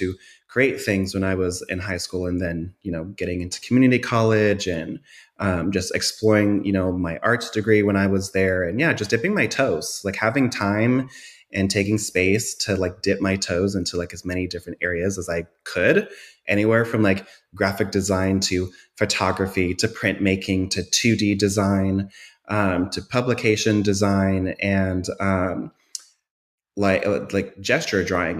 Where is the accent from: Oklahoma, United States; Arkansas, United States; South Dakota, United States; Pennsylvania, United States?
South Dakota, United States; also born or lived in California / Washington / Oregon; Yeah. So I am not a DFW native. I'm not from Texas. I am originally from the Midwest, from South Dakota. I've had quite the nomadic upbringing. I spent most of my years in the Bay Area in California, but I've also hopped around to Washington and Oregon.